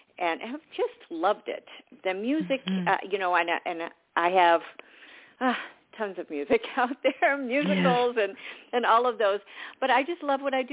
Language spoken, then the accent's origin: English; Southern California, United States; also born or lived in Georgia; I grew up in Southern California